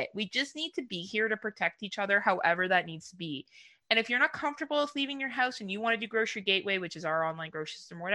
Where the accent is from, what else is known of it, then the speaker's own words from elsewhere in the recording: Canada; being a Canadian